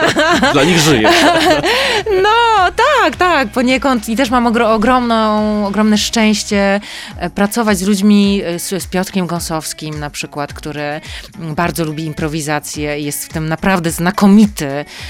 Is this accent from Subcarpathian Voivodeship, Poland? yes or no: no; Mikołów, Silesian Voivodeship, Poland; now in Warsaw, Poland; jestem mm, miejskim dzieckiem, nie z jakiegoś dużego miasta, pochodzę z Mikołowa, ale jednak e, dziecko z miasta